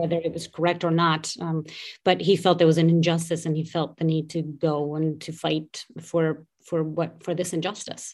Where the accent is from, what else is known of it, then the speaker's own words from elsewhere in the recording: Portugal; moved away as an adult; I grew up in Portugal. I was there until I was about twenty-three, four years old.